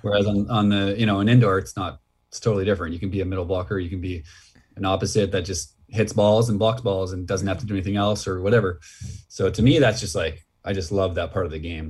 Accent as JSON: {"language": "English", "town": "Red Deer", "region": "Alberta", "country": "Canada", "tie": "born or raised there", "said": "in Alberta where I grew up like in Red Deer"}